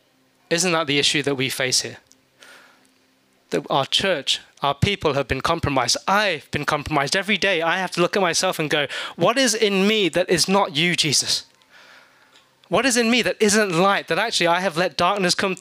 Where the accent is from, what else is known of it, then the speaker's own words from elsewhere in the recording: England, United Kingdom; moved away; Growing up in England